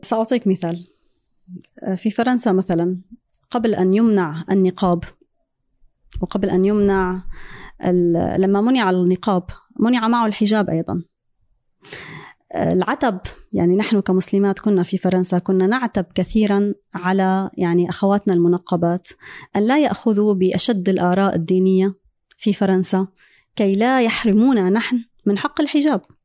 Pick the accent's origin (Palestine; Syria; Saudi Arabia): Syria; moved away as an adult; also born or lived in France; now in United States; أنا هاجرت من سوريا